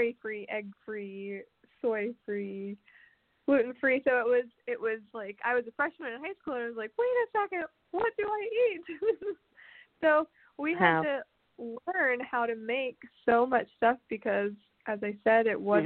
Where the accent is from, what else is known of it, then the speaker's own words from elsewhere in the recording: Nashville, Tennessee, United States; I was born and raised in Nashville, which is pretty unusual for artists